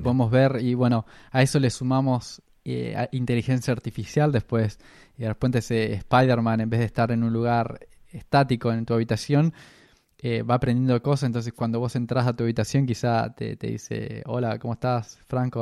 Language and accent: Spanish; Argentina; now in Australia; nosotros venimos de Argentina